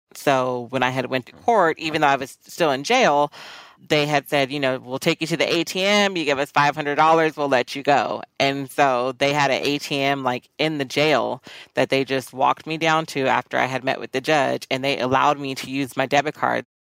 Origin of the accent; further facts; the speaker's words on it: Fullerton, California, United States; I grew up in Orange County, California, primarily Fullerton